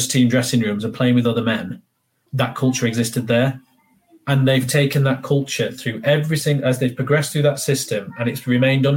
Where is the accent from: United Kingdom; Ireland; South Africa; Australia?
United Kingdom; Barnsley, Yorkshire and the Humber; Barnsley, where I'm from. And I would just respond by saying, I'm from Yorkshire